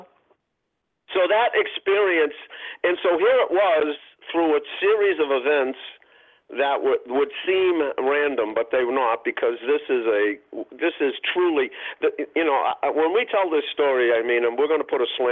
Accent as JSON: {"language": "English", "town": "Boston", "region": "Massachusetts", "country": "United States", "tie": "born or raised there", "said": "a kid, a white kid growing up in Roxbury"}